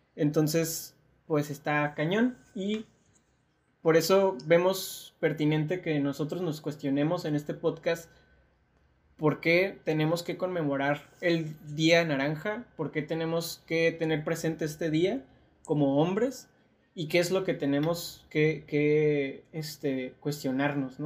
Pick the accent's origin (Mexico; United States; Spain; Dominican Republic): Mexico; nuestro contexto como mexicanos, mexicanas